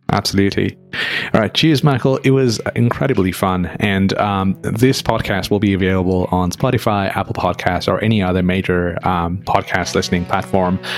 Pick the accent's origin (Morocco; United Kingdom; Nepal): Nepal; moved away; growing up in Nepal, which is very close to India